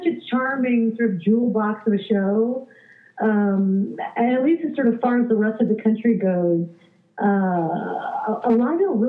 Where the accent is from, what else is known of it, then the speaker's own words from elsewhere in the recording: Richmond, Virginia, United States; moved away as an adult; also born or lived in Pittsburgh; now in New York, United States; Grew up in Virginia and then went to Pittsburgh and then went to New York.